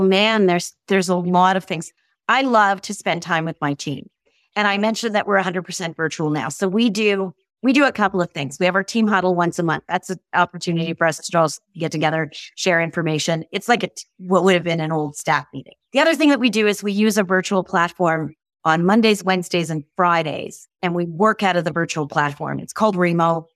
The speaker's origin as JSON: {"language": "English", "country": "Canada", "said": "I'm truly Canadian"}